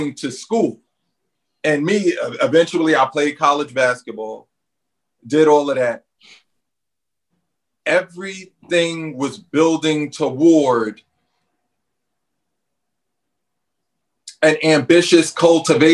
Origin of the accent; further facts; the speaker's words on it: New York City, New York, United States; growing up in Red Hook